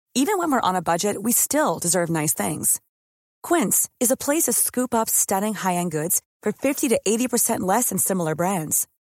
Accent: Créteil, Île-de-France, France; je suis née à Créteil, j'y ai grandi, j'ai suivi toute ma scolarité.

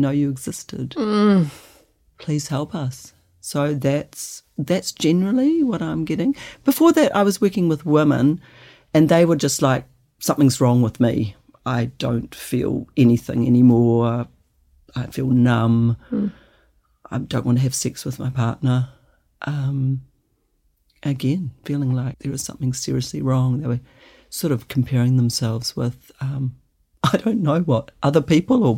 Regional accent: New Zealand; also born or lived in New Plymouth / Wellington / Christchurch / Auckland; now in Whangamata, New Zealand; I'm from New Zealand. I was born in New Plymouth and I grew up in Wellington and Christchurch.

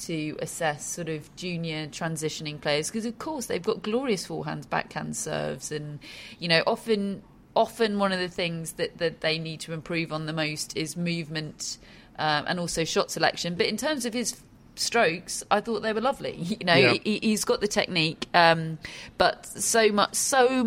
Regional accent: United Kingdom; both British

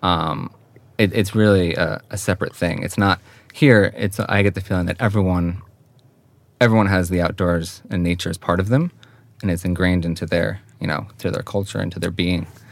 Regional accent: Hawthorne, New York, United States; moved away as an adult; now in Sweden; Westchester County. And that's where I grew up and um, spent my whole childhood until I went away to college

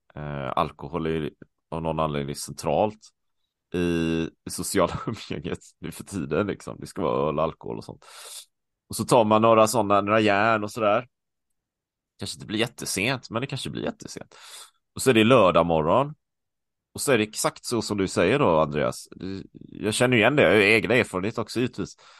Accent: Sweden; moved away; also born or lived in Taiwan; hemma i Sverige

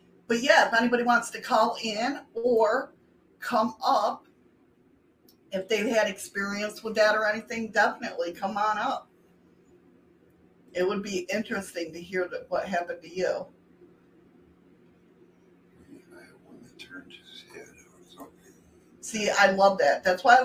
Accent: New York, United States; in my home state

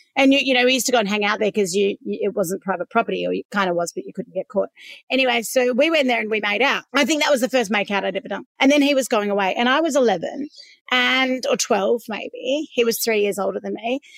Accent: Perth, Western Australia, Australia; I grew up in Swanbourne

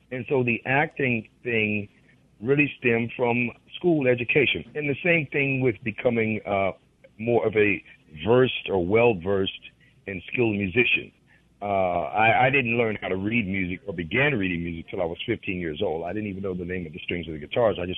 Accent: McComb, Mississippi, United States; Well, quickly, I'm from Macomb, Mississippi. And uh, like most of us, many of us anyway, I come from a musical family as far as we can go back generations and generations.

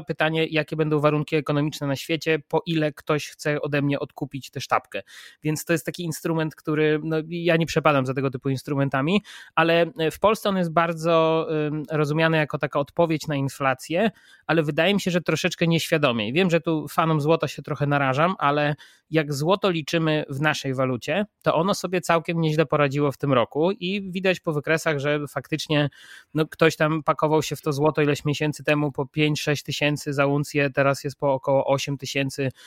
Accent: Poland; jestem z Polski

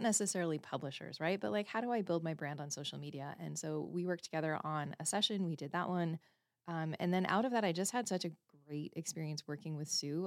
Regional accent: Canada; I was born and raised in Canada

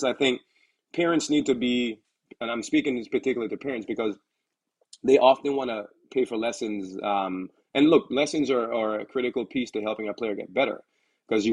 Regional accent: U.S. Virgin Islands; now in United States; I'm originally from the Virgin Islands, St. Thomas

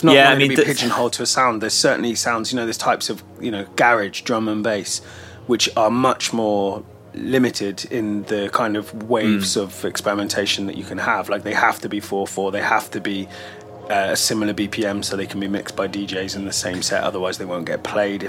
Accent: United Kingdom; as British people who grew up aware of or part of the rave scene

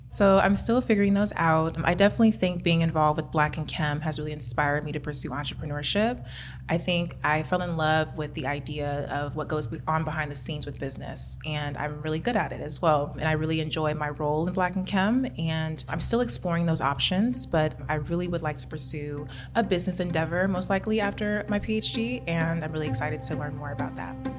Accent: Kansas City, United States; moved away as an adult; also born or lived in Atlanta; I'm born and raised in Kansas City

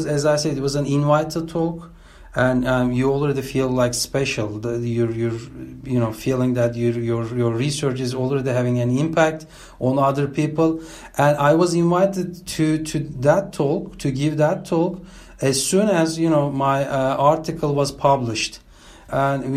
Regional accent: İzmir, Turkey; now in Berlin, Germany; my hometown, Izmir

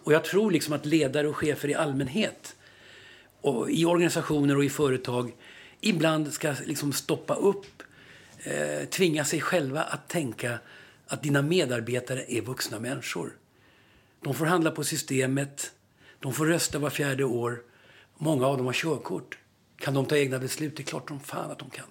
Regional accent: Stockholm, Stockholm County, Sweden; i Vällingby, det området där jag växte upp

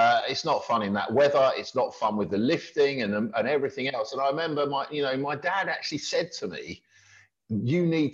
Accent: Milton Keynes, South East England, United Kingdom; when I was growing up in Milton Keynes

